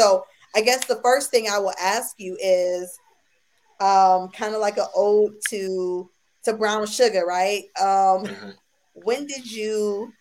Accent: Buffalo, New York, United States; now in Austin, United States; I'm from Buffalo, New York

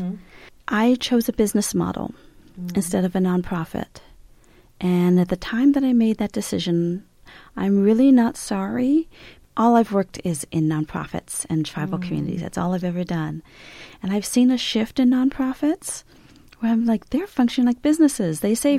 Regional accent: Los Angeles, California, United States; now in Tucson, United States; I am Hopi Navajo Pueblo and Mexican. I was raised in Los Angeles, California, and so I'm a very urban Indian, and I'm also an unenrolled urban Indian

